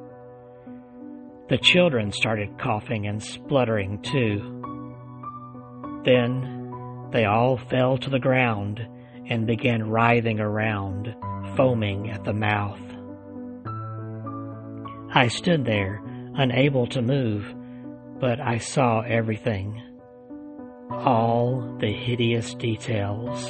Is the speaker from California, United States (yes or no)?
no; Alabama, United States; right here in my home state of Alabama